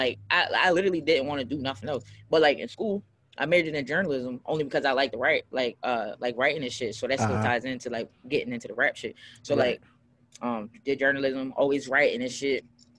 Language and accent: English; Philadelphia, Pennsylvania, United States; Like we came from Philly, and me and my friends was chilling in the car, and I just rapped.